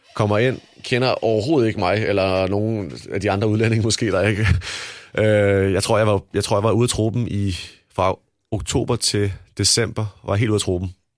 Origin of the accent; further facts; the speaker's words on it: Denmark; moved away as an adult; jeg kommer fra Danmark